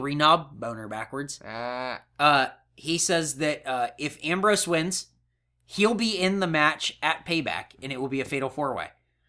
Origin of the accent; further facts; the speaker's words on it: Canada; accent: Canadian; Ooh, spend a toonie on a bag of milk, and it's my Canadian accent.